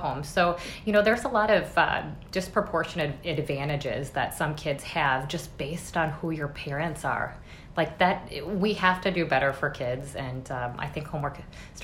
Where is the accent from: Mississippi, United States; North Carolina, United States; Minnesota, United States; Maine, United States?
Minnesota, United States; Minneapolis; I grew up in North Minneapolis